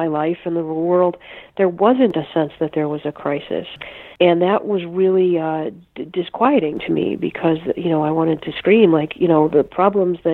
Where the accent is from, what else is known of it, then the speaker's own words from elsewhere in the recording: Chicago, Illinois, United States; I grew up in the suburbs of Chicago and went to Loyola.